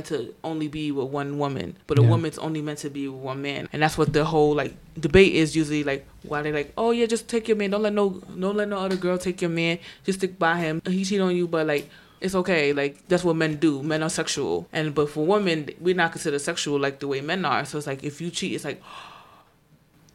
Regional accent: New York City, New York, United States; I'm from the Bronx

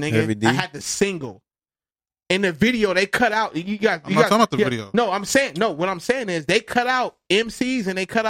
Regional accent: California, United States; we're from California.

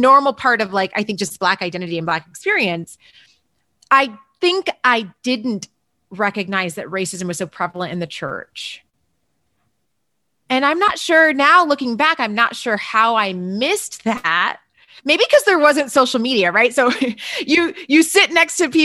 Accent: Berrien Springs, Michigan, United States; now in Denver, United States; I grew up in, I always say it's like a one horse town, two stoplights, really small place called Berrien Springs, Michigan.

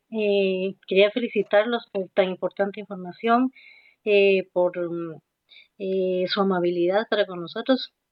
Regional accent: Oriente, Guatemala; accent: Oriente; sí, así me dicen que tengo que tengo acento de, Oriente.

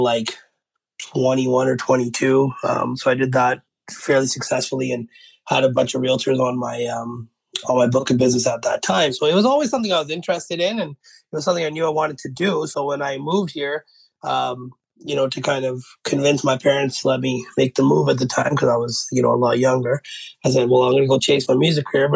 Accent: Victoria, British Columbia, Canada; moved away as an adult; also born or lived in Lower Mainland, British Columbia; now in Surrey, Canada; I'm born and raised in Victoria. Moved here in 2011

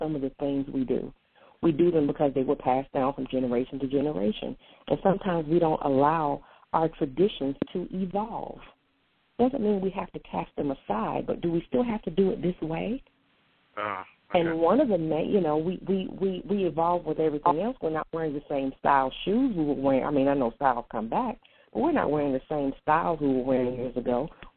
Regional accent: North Carolina, United States; also born or lived in Portsmouth; I was born in Portsmouth, spent most of my life in North Carolina, but I was born in Portsmouth.

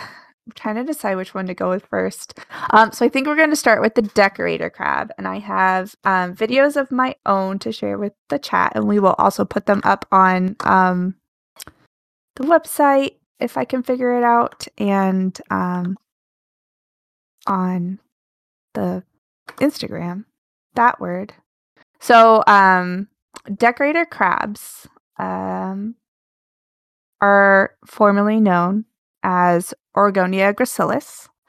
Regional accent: Alaska, United States; I grew up in Alaska.

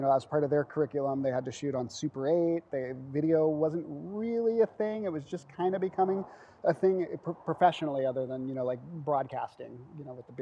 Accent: San Diego, California, United States; I grew up in San Diego, and I kind of made my way up north

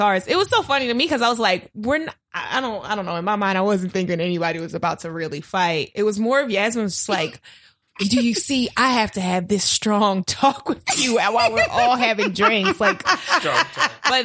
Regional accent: Baltimore, Maryland, United States; now in Los Angeles, United States; I'm from Baltimore

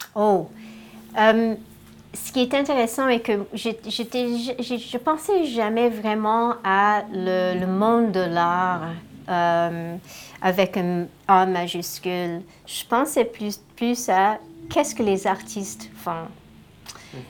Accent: Ontario, Canada; je suis née en Ontario et j'ai une sœur

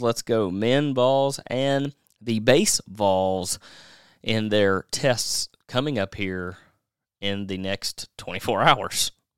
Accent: Nashville, Tennessee, United States; my hometown of Nashville

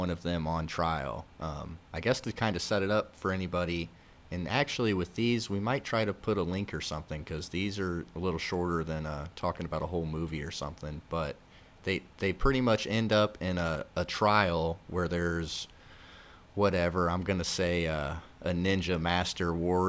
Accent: United States; as an American

